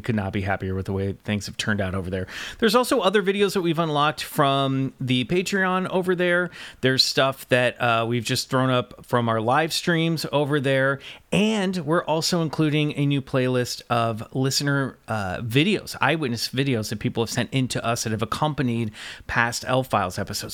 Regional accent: Kansas City, United States; moved away; my hometown of Kansas City

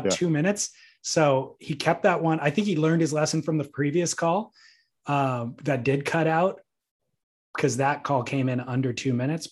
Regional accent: Southern California, United States; a young buck growing up in Southern California

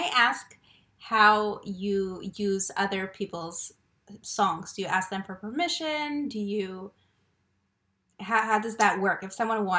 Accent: Moscow, Russia; So I'm from Moscow

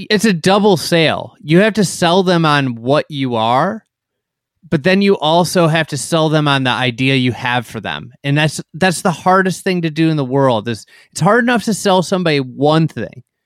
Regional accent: Chicago, Illinois, United States; I'm a Chicagoan

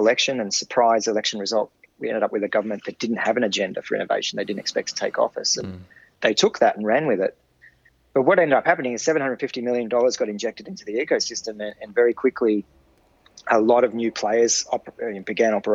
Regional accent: Sydney, New South Wales, Australia; now in Queensland, Australia; I spent most of my life growing up in Sydney

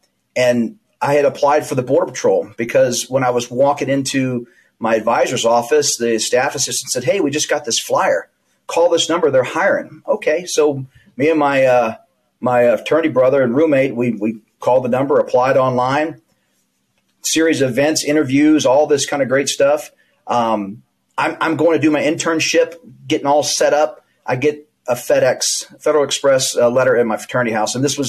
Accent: Houston, Texas, United States; moved away as an adult; also born or lived in New Orleans, Louisiana / Arizona; You know, I'm from New Orleans, Louisiana. I'm the youngest of five children. My parents moved us to Houston, Texas in the early 70s. I was a small child and grew up in Houston, very diverse, a huge city.

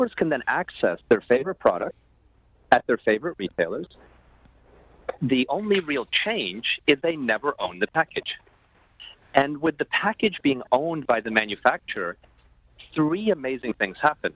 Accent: Toronto, Ontario, Canada; moved away; I'm proudly Canadian

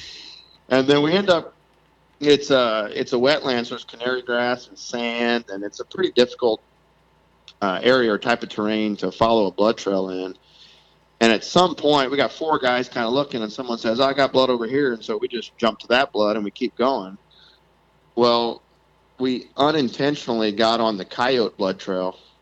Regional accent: South Louisiana, United States; moved away as an adult; now in Iowa City, United States; I grew up in South Louisiana

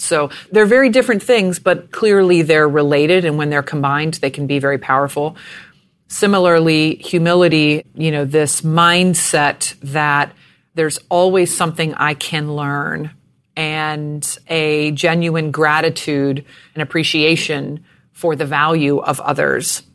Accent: Jacksonville, Florida, United States; I was born in Jacksonville, Florida

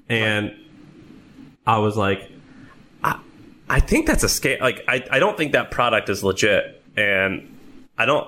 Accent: St. Louis, Missouri, United States; moved away; I grew up in St. Louis.

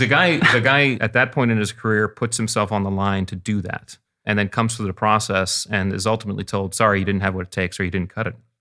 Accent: Connecticut, United States; we grew up in Connecticut on the beach, and I was a water rat.

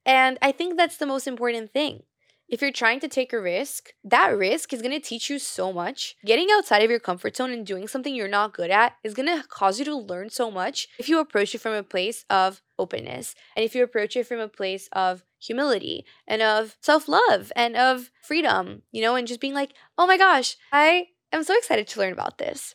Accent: Brazil; born or raised there; moved away

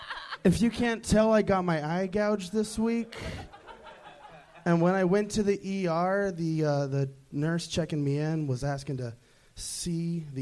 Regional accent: Boston, Massachusetts, United States; Boston, Massachusetts.

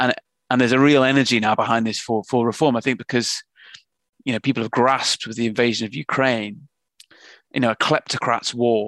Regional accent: England, United Kingdom; now in London, United Kingdom; We're both from Northern England.

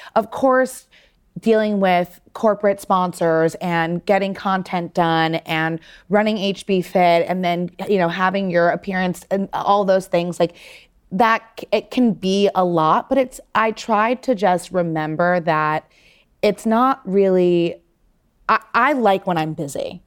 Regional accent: New York City, New York, United States; growing up in New York City, I knew the places I wanted to go to get blowouts

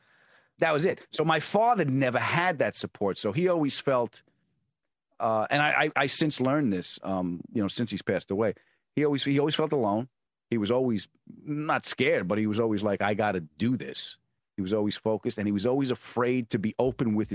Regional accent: Long Island, New York, United States; moved away; also born or lived in California; I grew up on Long Island

